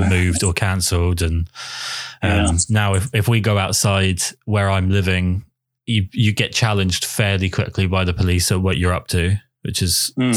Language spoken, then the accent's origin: English; England, United Kingdom